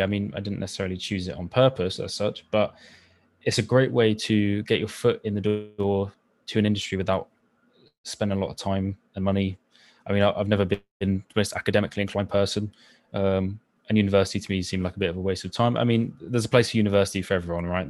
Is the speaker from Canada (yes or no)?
no; Somerset, South West England, United Kingdom; I grew up in Somerset